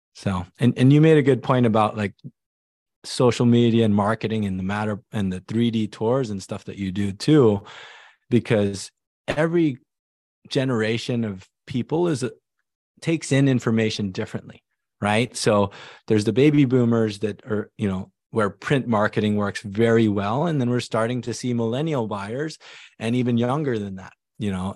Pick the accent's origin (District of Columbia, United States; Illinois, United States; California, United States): California, United States; Silicon Valley; I came over here as an immigrant family. It was, it was just me, my mom, my dad, my younger sister, and we grew up in the Silicon Valley